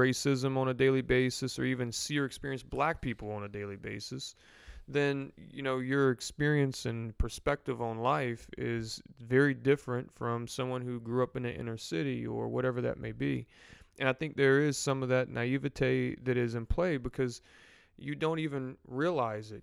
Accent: New Orleans, Louisiana, United States; moved away; We're from New Orleans originally

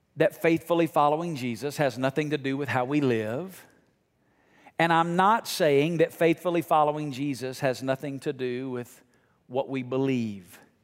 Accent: Alabama, United States; now in Las Vegas, United States; growing up in Alabama and now living in Las Vegas

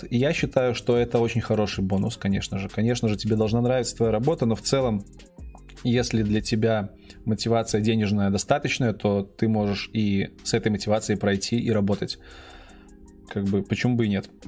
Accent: Belarus; Да, я из Беларуси. Если кто не знает, сижу прямо сейчас в Минске.

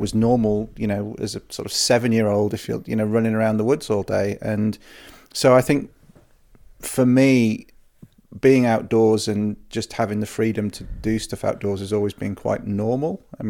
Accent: Wales, United Kingdom; also born or lived in Yorkshire; I grew up in the countryside. I was born in Yorkshire, and we moved to North Wales when I was five, and I was very fortunate to grow up in part of Snowdonia

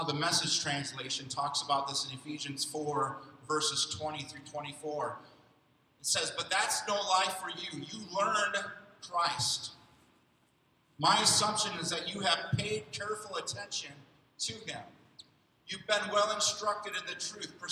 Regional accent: Rockford, Illinois, United States; in the city of Rockford, where I grew up in Illinois

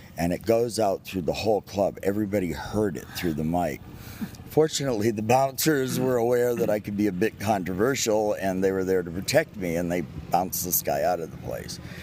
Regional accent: Key West, Florida, United States; I was born and raised in Key West

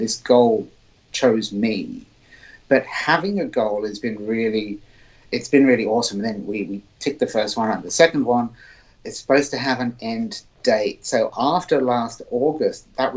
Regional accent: Surrey, South East England, United Kingdom; I grew up in England in a county called Surrey.

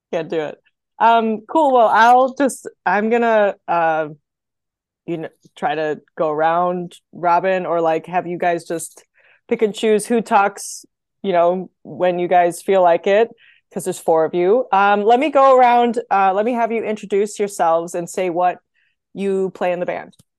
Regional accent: Wisconsin, United States; I'm I'm from Wisconsin, so I'm going to say Wag differently than you guys say it

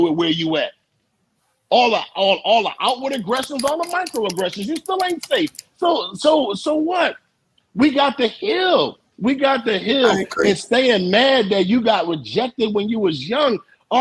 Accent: Philadelphia, Pennsylvania, United States; I'm from Philly, where we from lived in row homes

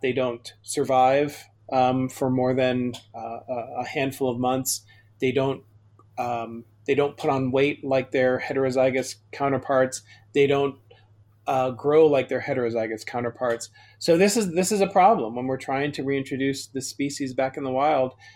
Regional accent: Chicago, Illinois, United States; I grew up in Chicago

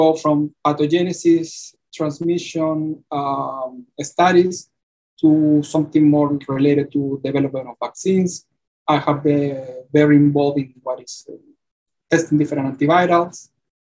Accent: Chile; moved away as an adult; now in Georgia, United States; I got my PhD back in my home country, which is Chile

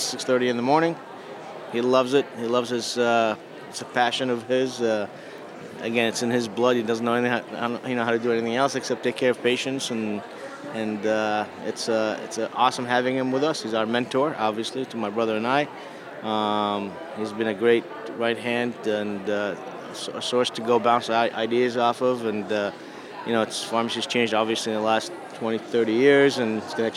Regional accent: Boston, Massachusetts, United States; I'm from Boston

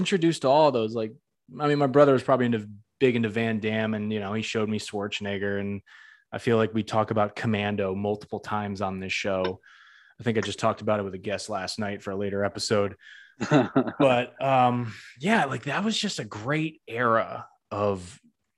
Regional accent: Northeast, United States; I'm from the Northeast

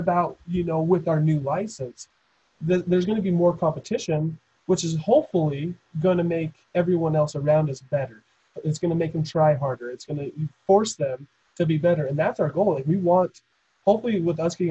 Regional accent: Logan, Utah, United States; I was born and raised in Logan

